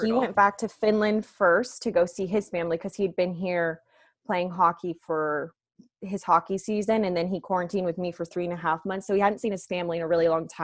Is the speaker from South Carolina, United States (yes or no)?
no; Las Vegas, Nevada, United States; I am from Las Vegas, Nevada. I was born and raised here